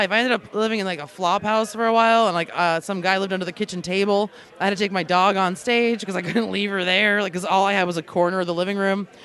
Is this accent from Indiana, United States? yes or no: no; Long Island, New York, United States; also born or lived in Alaska; I'm from New York, or originally I'm from Long Island, and then I moved to Alaska because I didn't really like living in New York.